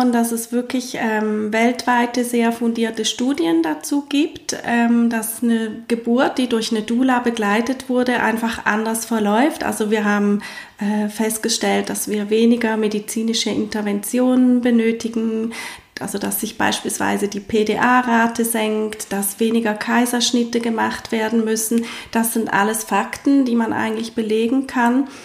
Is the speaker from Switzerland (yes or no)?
yes; Switzerland; ähm, vermehrt, wie bei uns in der Schweiz.